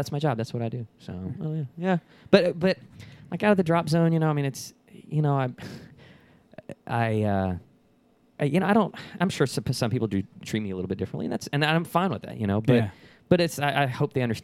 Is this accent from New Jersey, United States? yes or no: no; Dallas, Texas, United States; also born or lived in Lubbock, Texas / League City, Texas; I'm originally from the Dallas-Fort Worth area. I graduated high school up there